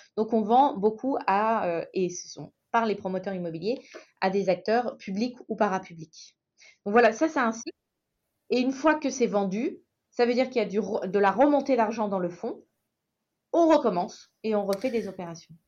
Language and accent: French; Saint-Étienne, Auvergne-Rhône-Alpes, France; Je suis stéphanoise, pure souche